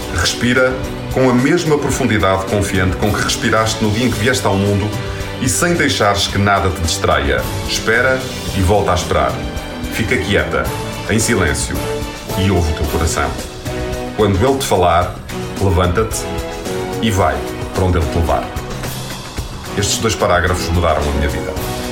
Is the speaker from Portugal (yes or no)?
yes; Vizela, Norte, Portugal; sou de Vizela e andei a estudar na escola secundária de Vizela